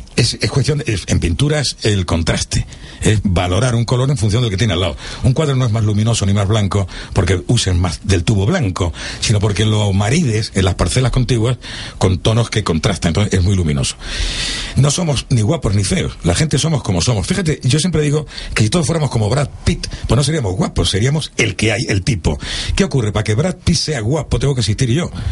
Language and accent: Spanish; Marbella, Andalusia, Spain; Marbella, que es mi pueblo